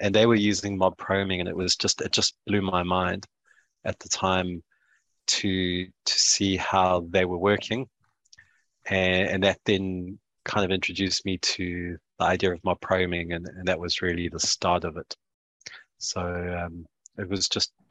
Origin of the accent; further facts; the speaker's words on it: South Africa; moved away as an adult; now in New Zealand; I am South African born, New Zealand based. So I call myself a Siwi. That's a South African Kiwi. I've been in New Zealand for the last 6 years, but spent most of my life in South